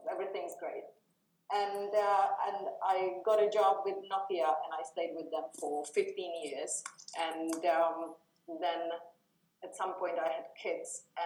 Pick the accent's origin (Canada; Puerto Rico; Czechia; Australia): Czechia; now in Espoo, Finland; I'm from uh, Czech Republic originally, have been in Finland for 22 years. I have lived the entire time except for the first year in Espoo